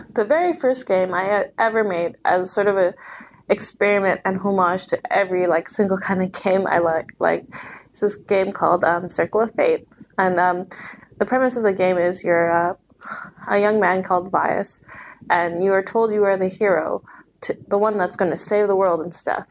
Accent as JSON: {"language": "English", "town": "Vancouver", "region": "British Columbia", "country": "Canada", "said": "I'm from Vancouver."}